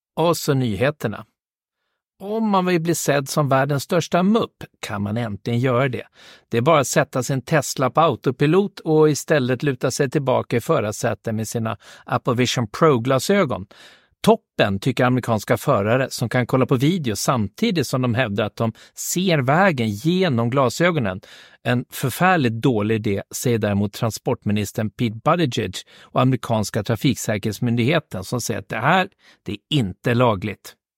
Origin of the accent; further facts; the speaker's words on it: Märsta, Stockholm County, Sweden; Märsta där jag kommer ifrån